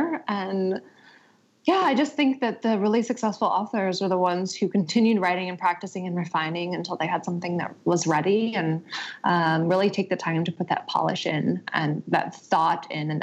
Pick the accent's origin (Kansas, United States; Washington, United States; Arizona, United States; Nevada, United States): Arizona, United States; moved away; I'm from Arizona